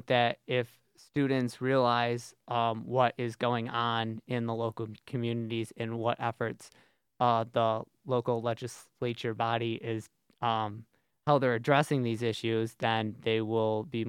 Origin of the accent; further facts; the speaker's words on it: Syracuse, New York, United States; moved away as an adult; now in Binghamton, United States; I'm from Syracuse